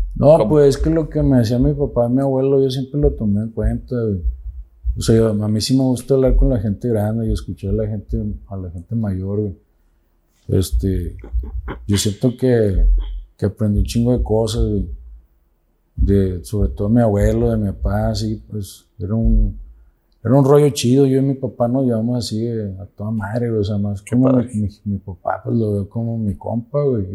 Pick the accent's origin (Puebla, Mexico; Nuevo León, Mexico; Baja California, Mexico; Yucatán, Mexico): Nuevo León, Mexico; Santa Catarina; Tengo 44 años aquí en Santa Catarina